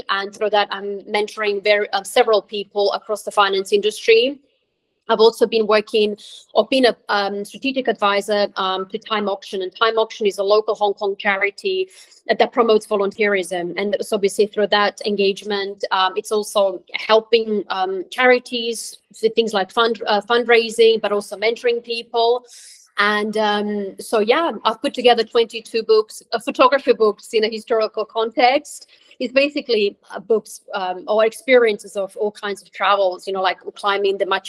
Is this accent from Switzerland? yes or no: yes; Switzerland; moved away; also born or lived in Croatia; I was born in Croatia. I grew up in Switzerland